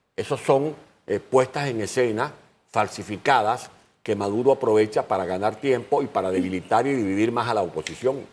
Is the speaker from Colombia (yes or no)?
no; Venezuelan Llanos, Venezuela; accent: llanero; moved away as an adult; siendo yo del llano, como soy del llano venezolano, me fue fácil dominar ese acento y esa, y esa cadencia